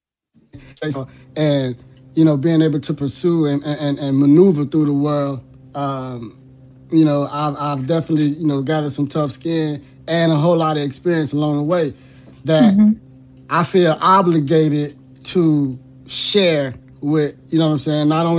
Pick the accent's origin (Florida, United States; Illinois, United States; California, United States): Florida, United States; Miami; born and raised in Miami, Florida.